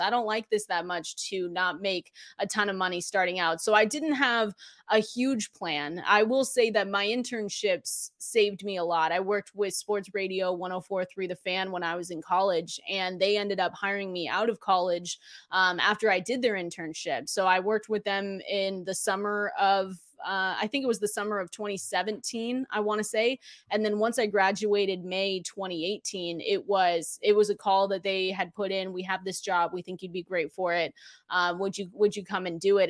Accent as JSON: {"language": "English", "town": "Seattle", "region": "Washington", "country": "United States", "said": "I'm from Seattle, Washington"}